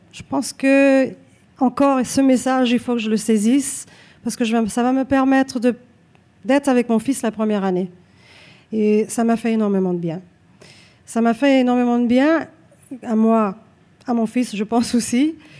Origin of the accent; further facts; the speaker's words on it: Montreal, Quebec, Canada; je suis Née ici à Montréal, je me considère québécoise